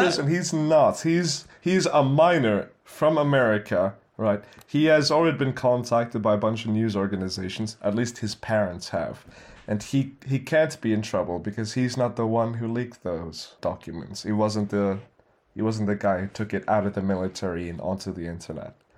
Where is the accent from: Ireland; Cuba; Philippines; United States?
Philippines; also born or lived in Middle East; me being Filipino